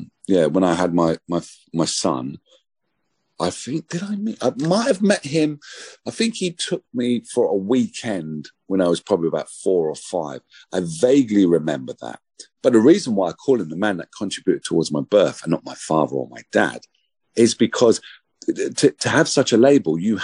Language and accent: English; London, United Kingdom; When I was growing up in Hackney